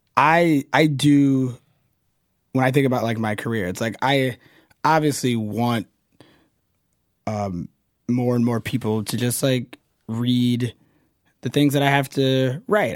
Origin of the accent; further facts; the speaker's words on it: the South, United States; I'm from the South